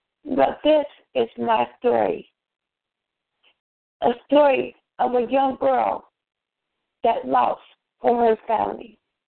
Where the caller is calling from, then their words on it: Chicago, Illinois, United States; I'm calling from East Side Chicago in the hospital right now.